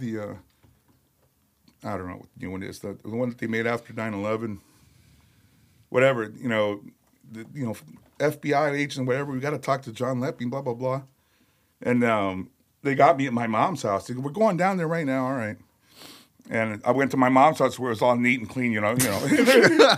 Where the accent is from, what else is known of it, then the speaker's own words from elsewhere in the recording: Chicago, Illinois, United States; I was born in Chicago